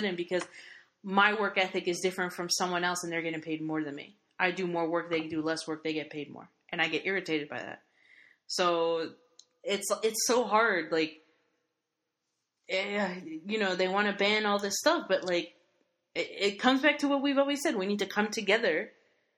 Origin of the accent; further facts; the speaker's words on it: United States; I'm American, but I'm Hispanic